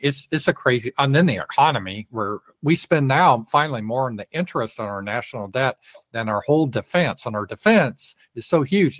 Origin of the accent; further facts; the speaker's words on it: Colorado, United States; now in Arkansas, United States; I was raised in Colorado